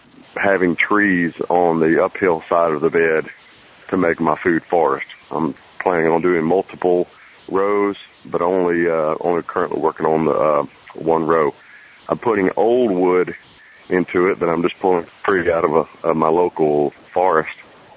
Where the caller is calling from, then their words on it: Birmingham, Alabama, United States; I'm calling from near Birmingham, Alabama.